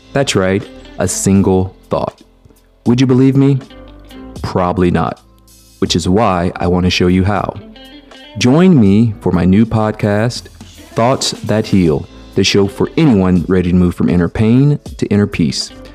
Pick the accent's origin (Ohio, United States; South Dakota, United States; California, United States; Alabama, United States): Alabama, United States; Mobile; I am a black man who was born and raised in the South, Mobile, Alabama, to be exact